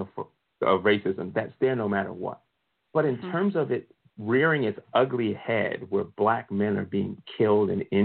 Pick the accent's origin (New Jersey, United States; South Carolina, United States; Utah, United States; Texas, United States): New Jersey, United States; Newark; I grew up in the Newark, New Jersey area.